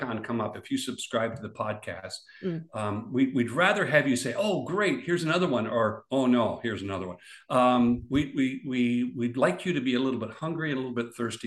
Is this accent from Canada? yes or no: yes; Canada; We Canadians